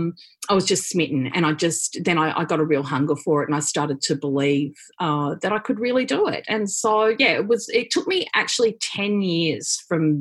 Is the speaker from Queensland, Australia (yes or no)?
no; Melbourne, Victoria, Australia; I grew up in Melbourne's western suburbs